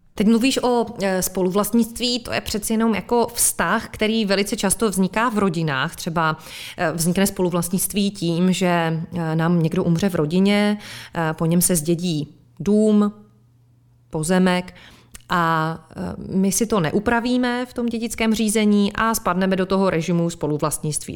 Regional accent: Czechia; jsme my Češi trochu sudičský národ

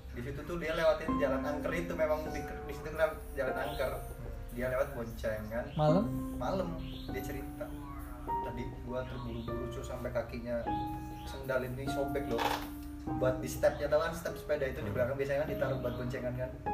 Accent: Lampung, Indonesia; di kampung gue tuh di arah di pesawaran

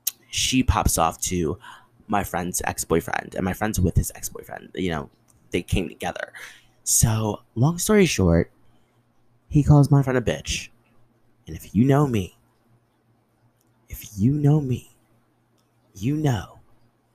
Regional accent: New Jersey, United States; also born or lived in Bronx, New York; I'm from the Bronx. Like, I grew up in Jersey, but there's still a little Bronx in me

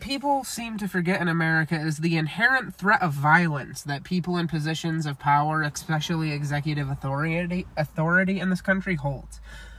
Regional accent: United States

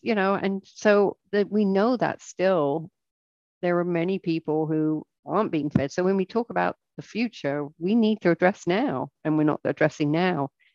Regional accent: England, United Kingdom; moved away as an adult; now in United States; I'm English

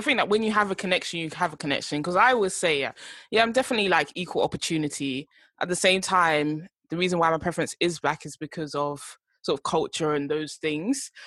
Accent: United Kingdom; also born or lived in Ghana (heritage); us being British, me and … being Ghanaian

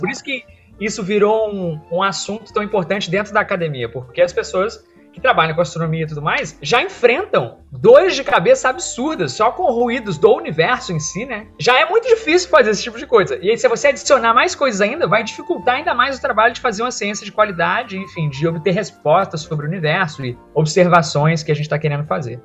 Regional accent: Brazil; a gente é brasileiro

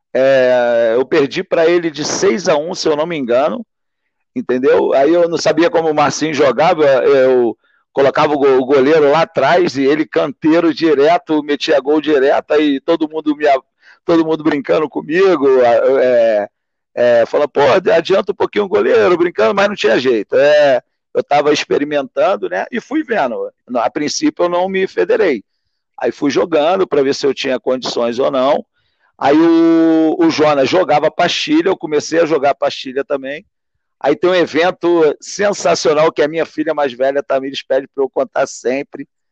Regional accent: Valença, Rio de Janeiro, Brazil; que nós somos do interior, eu sou de Valença

